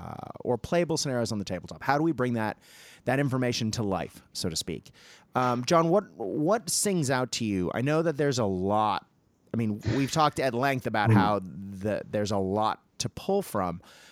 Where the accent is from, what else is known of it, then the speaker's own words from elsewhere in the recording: Japan; if I was walking around talking about my time growing up in Nippon or Nihon, people wouldn't have any idea what I was talking about because we call it Japan.